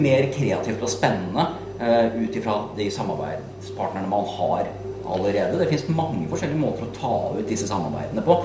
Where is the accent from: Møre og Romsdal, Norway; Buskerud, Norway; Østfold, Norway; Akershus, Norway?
Akershus, Norway; Asker; vi er fra, fra Asker